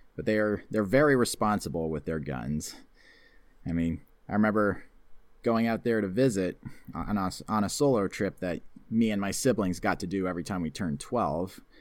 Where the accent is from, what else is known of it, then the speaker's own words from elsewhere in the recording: Canada; also born or lived in near Toronto; I'm living in the section of Canada that's very Americanized. I mean, I live close to Toronto